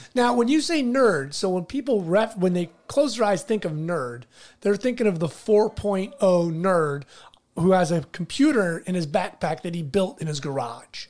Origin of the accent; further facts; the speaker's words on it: La Habra, California, United States; I grew up in La Habra